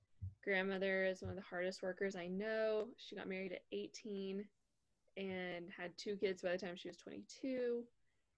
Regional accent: a suburb just outside of Dallas, Texas, United States; I grew up in a suburb just outside of Dallas, Texas

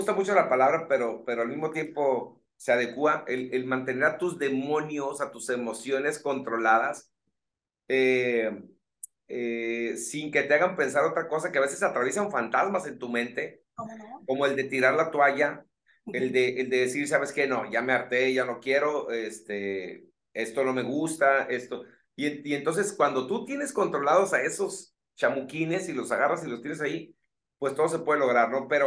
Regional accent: Colonia Juárez, Sinaloa, Mexico; somos del mismo barrio, fíjate, somos de la Juárez, Sinaloa, de la colonia Juárez.

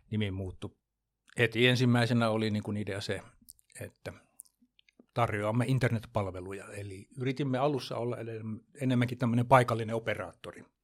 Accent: Jakobstad, Ostrobothnia, Finland; moved away as an adult; now in Jämsänkoski, Finland; Mä oon kotoisin, kotoisin niin tuolta, tuolta ruotsinkieliseltä Pohjanmaalta Pietarsaaresta, eli siellä käynyt kaikki kouluni, ylioppilaaksi kirjoittanut

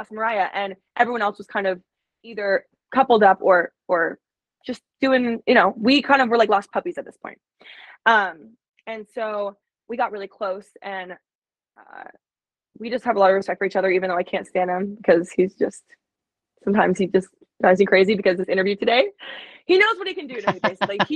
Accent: Alaska, United States; moved away; also born or lived in Arizona; I'm from Alaska, but being in Arizona

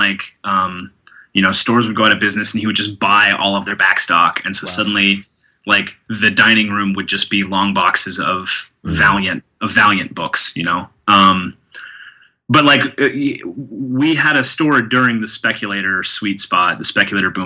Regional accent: Tulsa, Oklahoma, United States; moved away; I grew up in Tulsa, Oklahoma, which is a small city in the middle

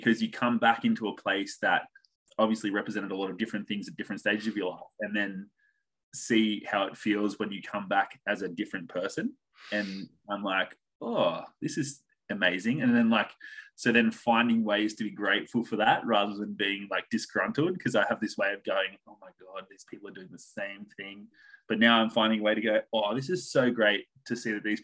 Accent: Picton, New South Wales, Australia; I grew up outside of Sydney. So about an hour south of Sydney in a little town called Picton, which I'm actually back at now.

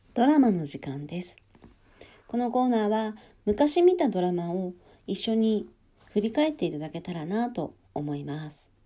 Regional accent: Hokkaido, Japan; now in Kanagawa, Japan; 私北海道出身で

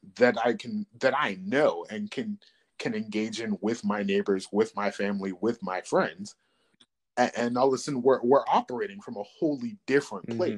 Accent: Chesapeake, Virginia, United States; I'm from Chesapeake

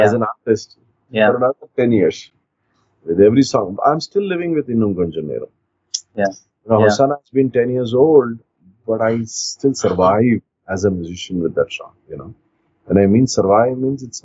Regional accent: Mysore, Karnataka, India; Born and raised in Mysore

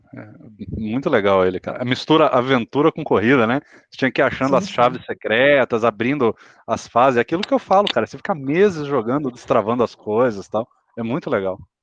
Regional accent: interior of Mato Grosso, Brazil; moved away; lá na minha cidade, do, no, no interiorzão do Mato Grosso, ainda morando lá

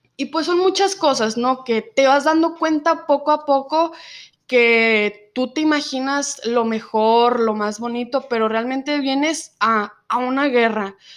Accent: Zacatecas, Mexico; first language Spanish; moved away as an adult; now in United States

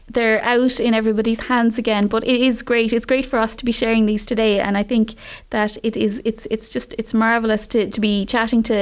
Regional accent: Ireland; it's a great I think feature of us as Irish people that we preserve so much of our history through song

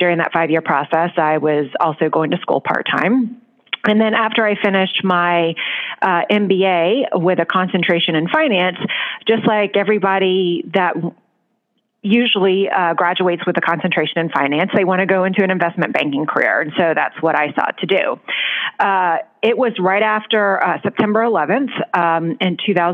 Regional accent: right outside of New Orleans, Louisiana, United States; moved away as an adult; also born or lived in Washington, D.C.; now in New York City, United States; I was born in right outside of New Orleans in Louisiana

